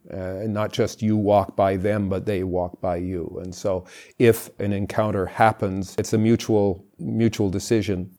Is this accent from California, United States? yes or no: yes; California, United States; I grew up in California